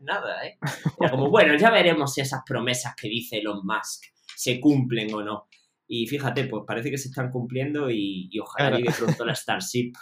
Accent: Jaén, Andalusia, Spain; yo soy de Jaén

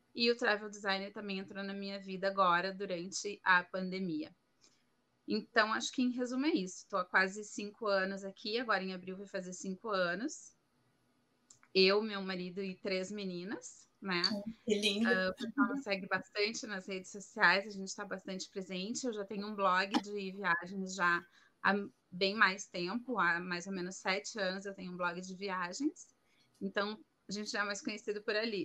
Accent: Porto Alegre, Rio Grande do Sul, Brazil; moved away as an adult; now in Madrid, Spain; eu sou gaúcha de Porto Alegre, no Rio Grande do Sul

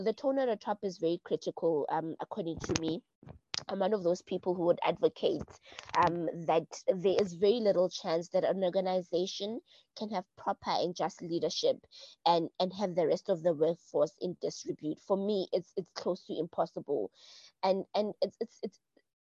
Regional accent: South Africa; me being South African

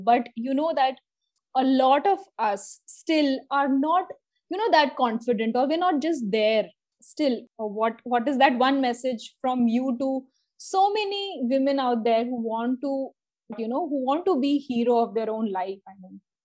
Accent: Rajasthan, India; I am from Rajasthan

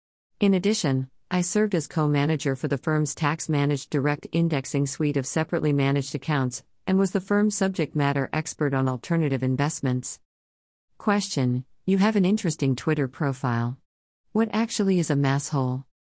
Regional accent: Worcester, Massachusetts, United States; now in Chicago, United States; I'm originally from Worcester, Massachusetts and relocated to the Chicago area in 2016 with my husband Jason, our son Gabriel, and our dog Tico.

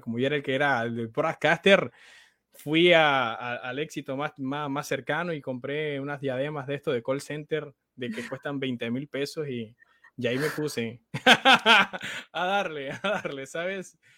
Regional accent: Santa Marta, Magdalena, Colombia; yo acá en la ciudad de donde soy, en Santa Marta

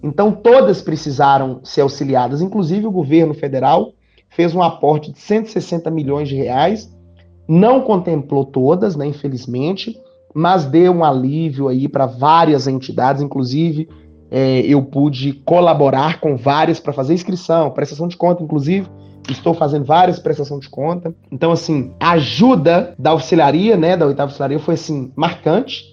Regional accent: north of Minas Gerais, Brazil; moved away; also born or lived in Florestal / Mateus Leme / Itaúna; Eu sou lá do norte de Minas

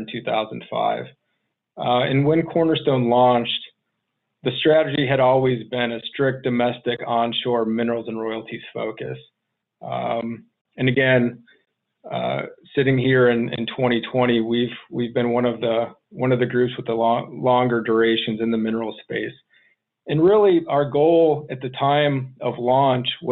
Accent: Chicago, Illinois, United States; moved away as an adult; also born or lived in Arizona; I grew up just outside of Chicago, joined the Air Force immediately after high school

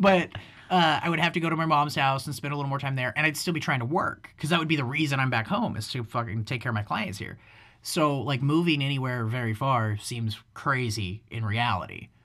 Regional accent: United States; as an American

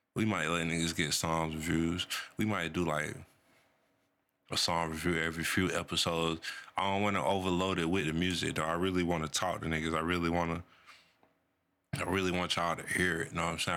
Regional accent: North Carolina, United States; I'm from Carolina, man. North Carolina

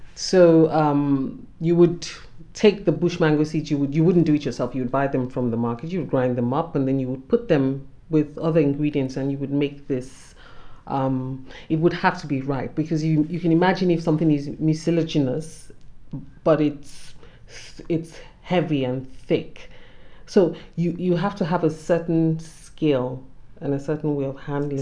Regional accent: Nigeria; as a Nigerian woman

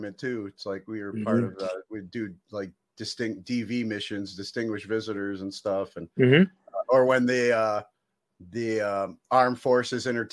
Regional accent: Cleveland, Ohio, United States; me growing up in Cleveland

